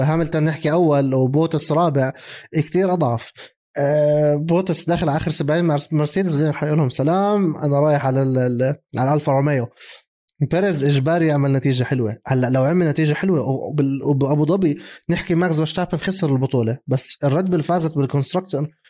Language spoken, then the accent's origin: Arabic; Jordan; احنا عندنا بالاردن